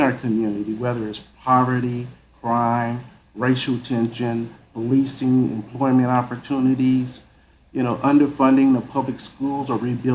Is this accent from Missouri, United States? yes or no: yes; St. Louis, Missouri, United States; moved away as an adult; also born or lived in Texas; St. Louis is my hometown